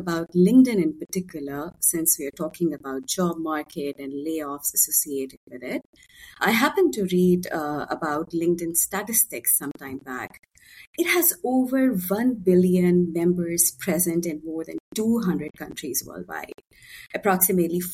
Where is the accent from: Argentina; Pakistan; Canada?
Pakistan; born and raised in Pakistan